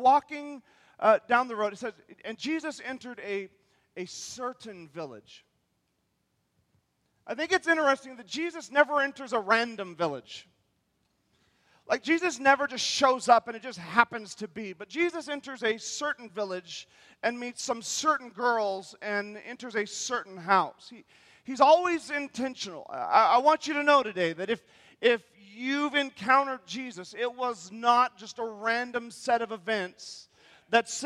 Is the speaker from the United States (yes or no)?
yes; North Idaho, United States; we're from North Idaho, we don't mean we're from South Idaho.